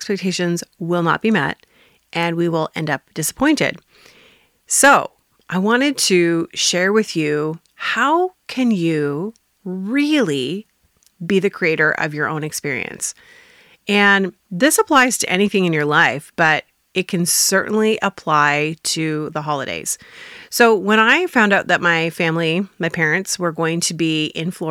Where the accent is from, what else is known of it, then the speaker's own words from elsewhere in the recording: Northern Ontario, Canada; also born or lived in Cape Girardeau; I come from Northern Ontario